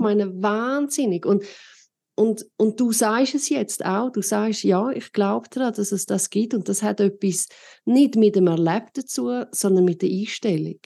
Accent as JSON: {"language": "German", "country": "Switzerland", "said": "bei uns in der Schweiz"}